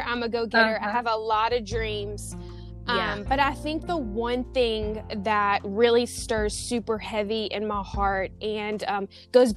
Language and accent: English; Baton Rouge, Louisiana, United States; moved away as an adult; now in San Diego, United States; So I am originally from Baton Rouge, Louisiana. So I'm a Southern babe. I now live in San Diego, California.